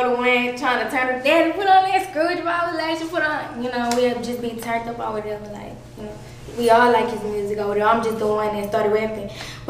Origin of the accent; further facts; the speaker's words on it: Lake Charles, Louisiana, United States; I'm from Lake Charles, Louisiana.